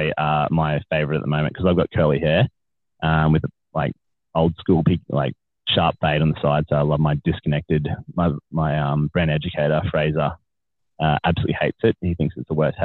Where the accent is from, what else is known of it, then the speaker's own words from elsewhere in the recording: Australia; as an Australian men